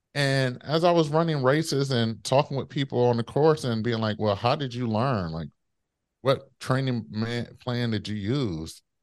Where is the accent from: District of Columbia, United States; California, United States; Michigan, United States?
Michigan, United States; Detroit; my hometown, Detroit